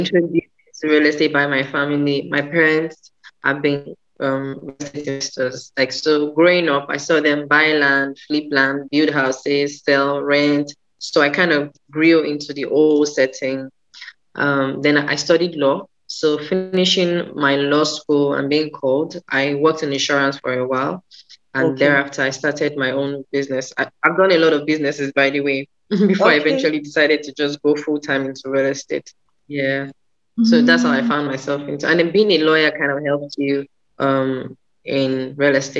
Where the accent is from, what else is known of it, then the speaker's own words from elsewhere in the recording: Nigeria; I am a Nigerian. I live in Lagos, Nigeria